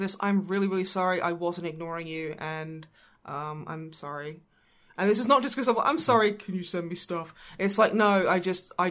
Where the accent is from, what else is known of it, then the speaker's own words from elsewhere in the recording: Australia; moved away; as an Australian